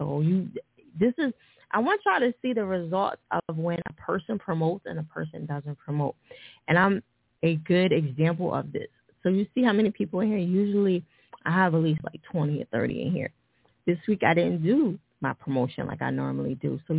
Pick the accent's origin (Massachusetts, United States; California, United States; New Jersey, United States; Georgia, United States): New Jersey, United States; And I'm from Jersey, but I g